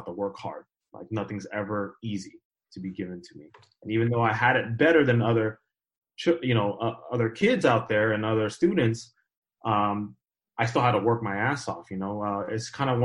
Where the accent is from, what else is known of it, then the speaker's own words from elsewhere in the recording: Southern California, United States; So I'm from Southern California. I grew up here all my life. I'm in the Inland Empire area, which is about 40 minutes away from